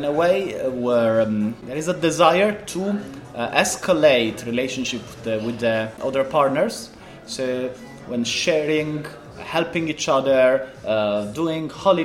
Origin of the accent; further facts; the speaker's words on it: Italy; moved away as an adult; now in Poland; I'm 36. I am from Italy, but I live in Poland since 10 years